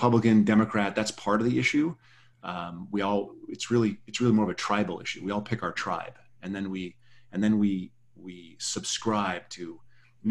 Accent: South Dakota, United States; now in Berkeley, United States; I'm from South Dakota, which is, you know, leans right a bit. And I'm living in Berkeley

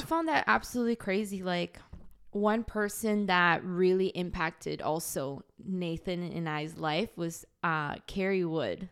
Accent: Boston, Massachusetts, United States; I'm an American citizen, I was born in Boston

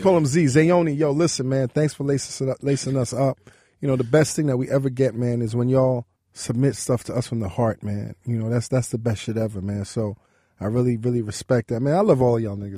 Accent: New York City, New York, United States; I grew up in Brooklyn, New York

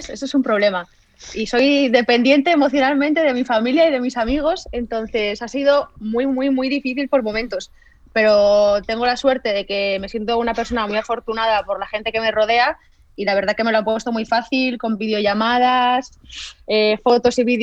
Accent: Spain; moved away as an adult; Porque vine de España, que, no había parón, y yo aquí he estado compitiendo prácticamente desde, desde mayo, cosa que en España es todo, lo contrario.

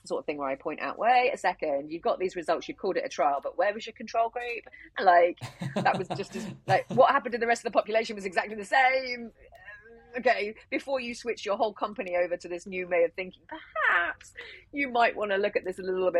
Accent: United Kingdom; we're British

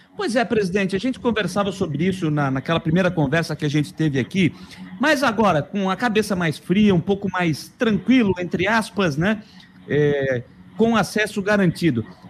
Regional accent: Criciúma, Santa Catarina, Brazil; eu sou de Criciúma

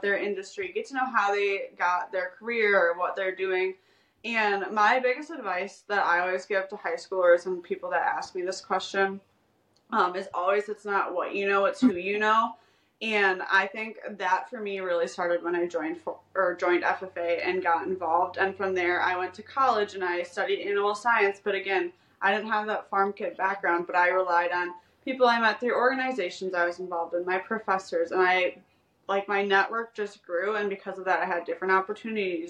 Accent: Wisconsin, United States; I'm from Wisconsin

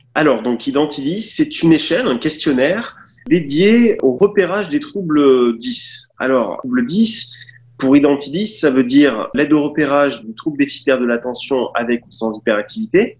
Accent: Nice, Provence-Alpes-Côte d'Azur, France; je viens, je viens du sud, je viens de Nice.

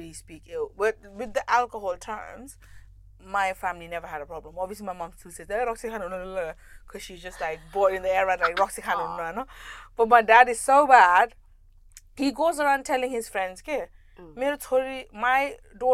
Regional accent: Kathmandu, Bagmati, Nepal; now in United Kingdom; I'm from Kathmandu

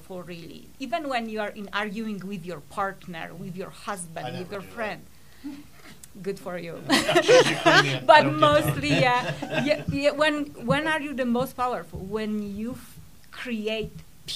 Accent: Poland; moved away; I was born in Poland during communism

